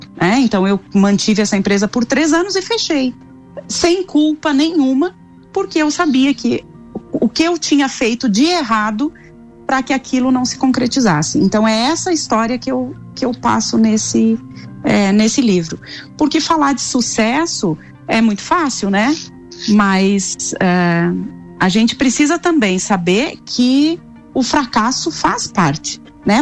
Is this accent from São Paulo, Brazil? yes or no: no; São Miguel do Oeste, Santa Catarina, Brazil; moved away as an adult; now in Lages, Brazil; Sou natural de São Miguel do Oeste, mas moro aqui em Lages há 20 anos, então eu já sou lagiana